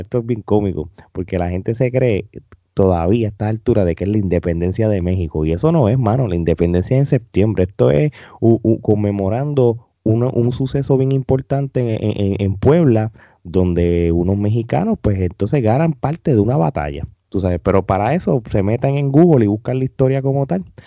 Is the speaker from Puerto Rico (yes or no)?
yes; Puerto Rico; nuestra isla del encanto